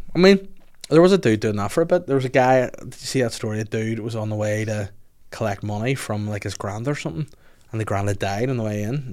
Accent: Bangor, Northern Ireland, United Kingdom; I'm from Bangor.

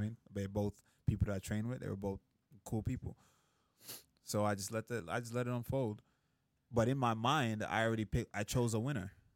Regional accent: Jamaica; moved away; I grew up in Jamaica

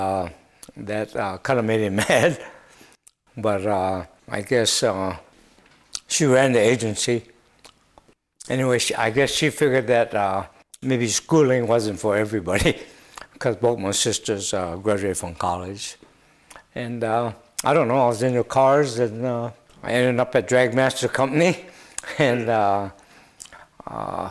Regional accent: Honolulu, Hawaii, United States; I was born and raised in Hawaii, May 22nd, 1944.

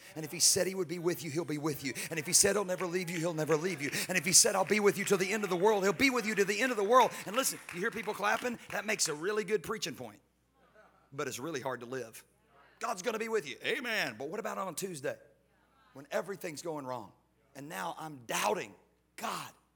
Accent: Houston, Texas, United States; I'm from Houston

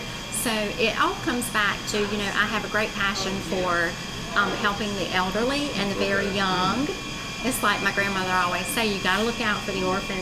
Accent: Beaufort, South Carolina, United States; also born or lived in Johnsonville; But I was born in Beaufort, lived there until the age of about 10. Then we actually moved to where my mom's family was in Johnsonville, if you know where that is.

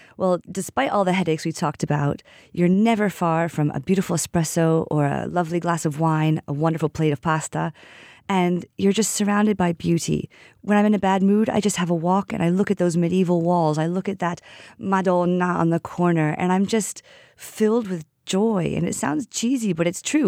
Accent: United States; now in Siena, Italy; I am the American in the she-wolf

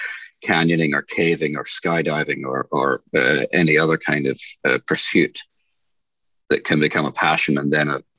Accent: Newcastle, New South Wales, Australia; also born or lived in Scotland; My family moved from Scotland when I was 8 years old, so I'm essentially Australian educated

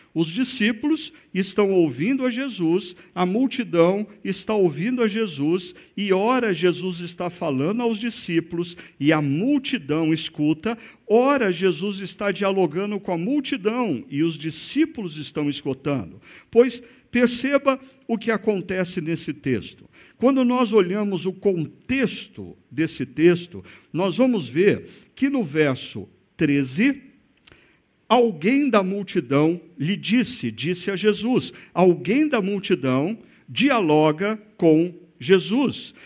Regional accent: Brazil; como brasileiros

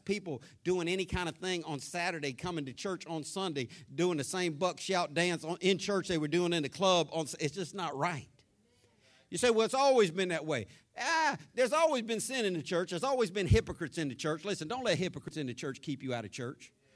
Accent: Jacksonville, Florida, United States; growing up in Florida, North Florida, Jacksonville, born, raised on the west side of Jacksonville

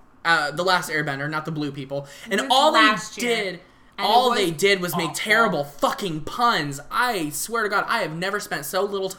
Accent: Chicago, Illinois, United States; In Chicago, my hometown.

